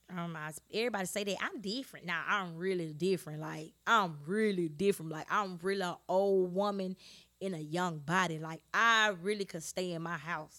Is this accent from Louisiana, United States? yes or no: yes; Shreveport, Louisiana, United States; I am from Shreveport, Louisiana.